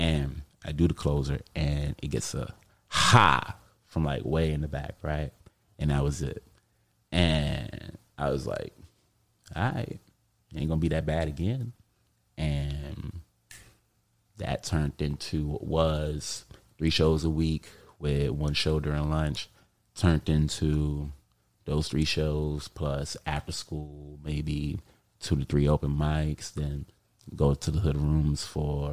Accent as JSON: {"language": "English", "town": "New York City", "region": "New York", "country": "United States", "said": "I'm from Harlem"}